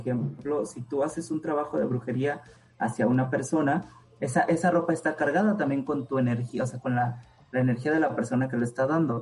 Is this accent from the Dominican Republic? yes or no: no; Oaxaca, Mexico; en Oaxaca, eh, de donde yo soy